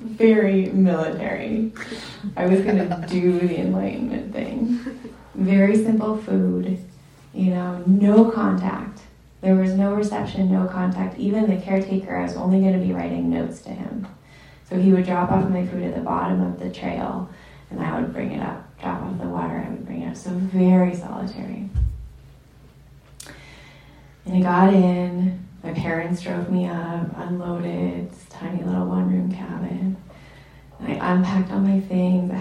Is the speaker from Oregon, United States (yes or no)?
yes; Ashland, Oregon, United States; my hometown, I was born in Southern Oregon in Ashland